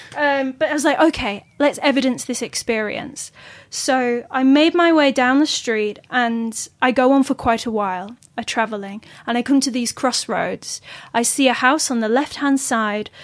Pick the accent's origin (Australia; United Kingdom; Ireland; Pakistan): United Kingdom; Yorkshire and the Humber; I'm from Yorkshire.